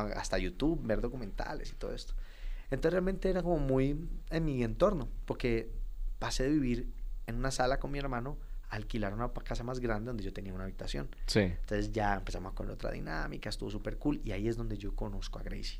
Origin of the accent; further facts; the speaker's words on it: Cali, Valle del Cauca, Colombia; moved away as an adult; also born or lived in Bogotá / Pereira; now in Medellín, Colombia; Yo venía de la ciudad que soy, de Cali, buscando oportunidad en Bogotá